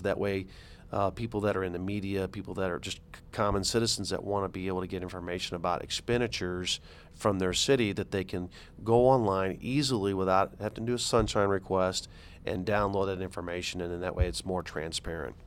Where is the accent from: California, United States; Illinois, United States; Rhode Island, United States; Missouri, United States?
Missouri, United States; St. Charles County; also born or lived in St. Louis County, Missouri; I'm not from Saint Louis, I'm from Saint Charles